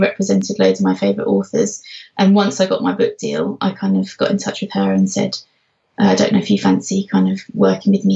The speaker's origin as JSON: {"language": "English", "region": "London", "country": "United Kingdom", "moved": "yes", "lives_now": "Norfolk, United Kingdom", "said": "I come from London, but I now live in Norfolk"}